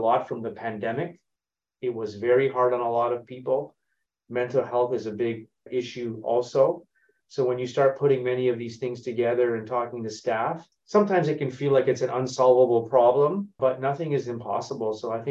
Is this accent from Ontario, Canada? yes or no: yes; Toronto, Ontario, Canada; moved away as an adult; I'm originally from Toronto, born and raised, and have spent about 20 years outside of Canada, living in multiple countries